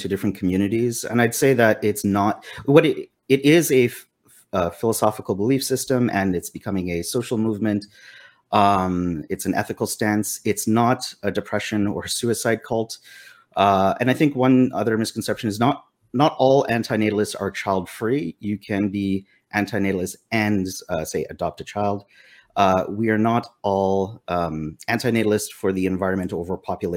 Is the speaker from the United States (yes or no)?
no; Ottawa, Ontario, Canada; I'm from Ottawa, Ontario, Canada